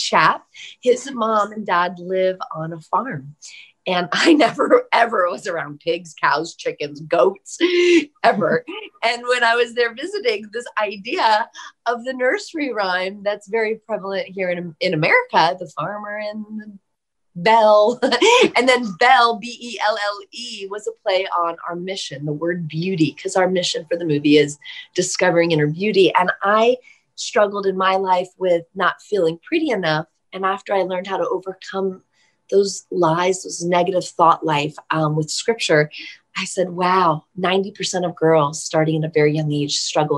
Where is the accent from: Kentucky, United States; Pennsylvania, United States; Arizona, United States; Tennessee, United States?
Pennsylvania, United States; Bethlehem; I was born in Bethlehem.